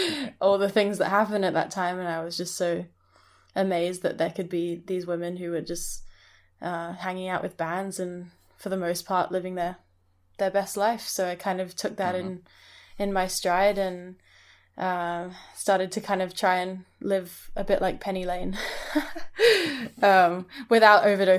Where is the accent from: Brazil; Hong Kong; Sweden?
Hong Kong; also born or lived in Scotland; Yeah, so I actually I grew up in Hong Kong, but I went to boarding school in Scotland.